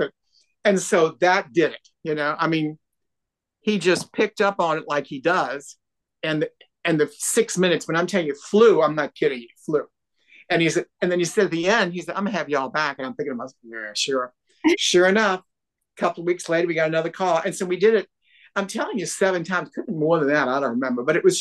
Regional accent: New Orleans, Louisiana, United States; We call it red gravy in New Orleans

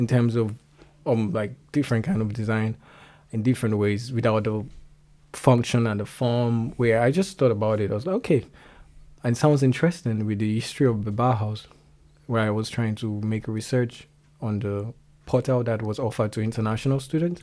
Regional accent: Lagos, Nigeria; first language Yoruba; English is a second language; moved away as an adult; also born or lived in Ondo State, Nigeria; now in Germany; I am from Nigeria. I grew up in Lagos. But I'm originally from Ondo State in Nigeria

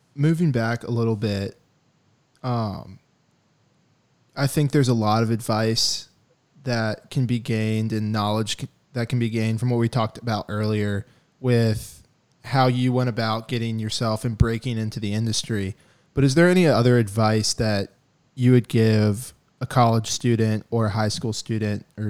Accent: Georgia, United States; growing up in Georgia

